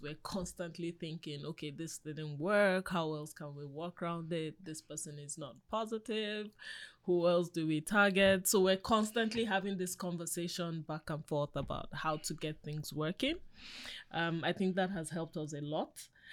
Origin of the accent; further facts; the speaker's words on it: Nigeria; I'm an African woman. I grew up in Africa